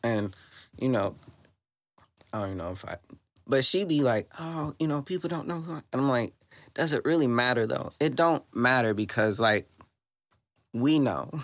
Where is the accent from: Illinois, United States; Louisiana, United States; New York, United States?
Illinois, United States; Southern; now in Saint Louis, United States; I'm from the Illinois side.